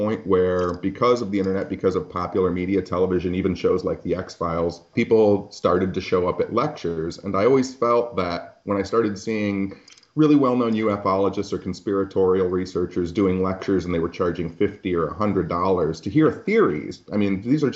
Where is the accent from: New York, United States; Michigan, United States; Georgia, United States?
Michigan, United States; I grew up in Michigan